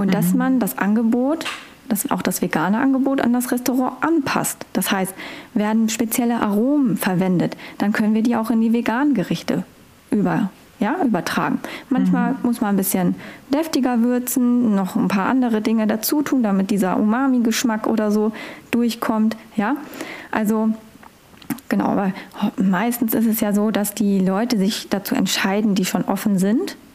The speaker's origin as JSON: {"language": "German", "region": "Northern Germany", "country": "Germany", "said": "Ich komme ja aus Norddeutschland. Ich äh, uns wird ja immer so eine gewisse Art von Humor unterstellt."}